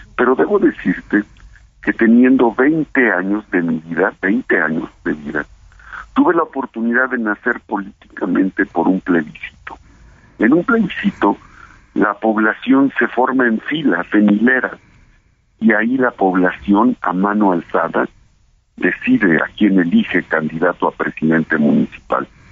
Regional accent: Puebla, Mexico; yo soy de Puebla

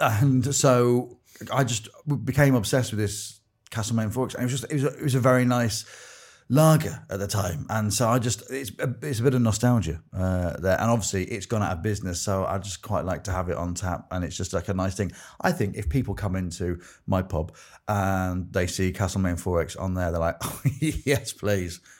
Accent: Grimsby, Yorkshire and the Humber, United Kingdom; moved away; also born or lived in Exeter; I grew up in Grimsby

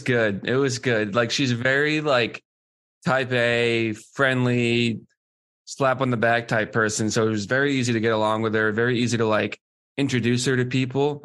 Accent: Boston, Massachusetts, United States; my hometown team

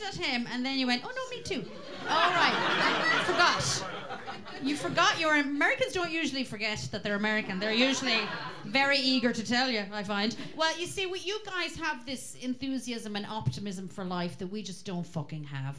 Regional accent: Roscommon, Connacht, Ireland; I was from Roscommon

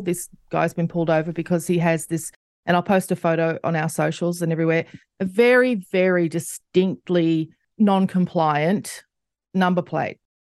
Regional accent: Australia; as an Australian

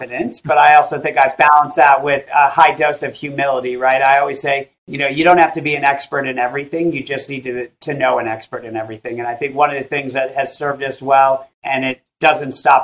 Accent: Illinois, United States; I grew up in a little town of 1,000 people, about an hour outside of Chicago

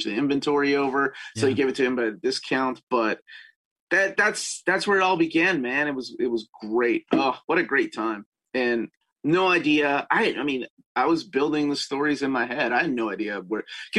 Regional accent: Peru; moved away; I grew up in Peru

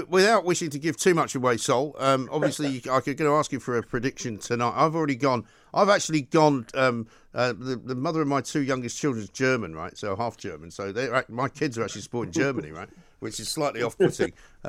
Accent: Scotland, United Kingdom; Being Scottish, I find it quite difficult to support England.

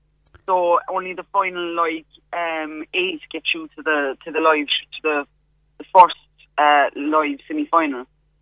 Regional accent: Knocknagree, Munster, Ireland; moved away as an adult; also born or lived in Cork City, Ireland; now in London, United Kingdom; I'm from Knocknagree, but I lived in Cork City for about 8 years.

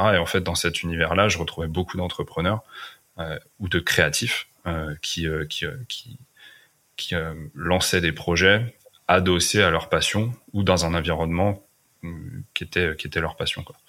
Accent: Fontainebleau, Île-de-France, France; moved away as an adult; also born or lived in Brittany / Paris / Los Angeles; now in Finistère, France; j'ai grandi à Fontainebleau, donc en région parisienne, en Seine-et-Marne.

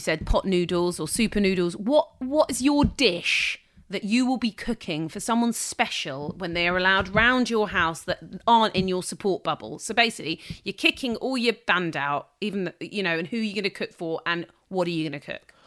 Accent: London, United Kingdom; I'm a Londoner

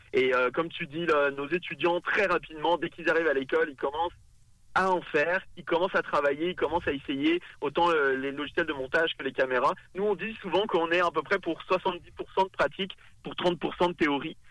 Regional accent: France; accent: French; moved away as an adult; now in Quebec City, Canada; On l'entend à mon accent, évidemment. Moi, je, je, viens de France, je suis français

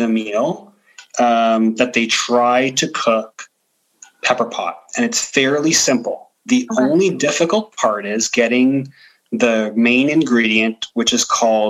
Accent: Ontario, Canada; you know, I grew up in Bathurst and Steeles. Mm-hmm. And so it was a predominantly like European neighborhood, Eastern European neighborhood.

